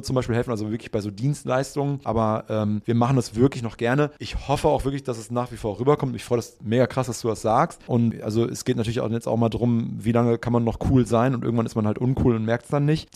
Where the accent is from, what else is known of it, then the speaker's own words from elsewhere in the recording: Münster, North Rhine-Westphalia, Germany; now in Hamburg, Germany; in Münster groß geworden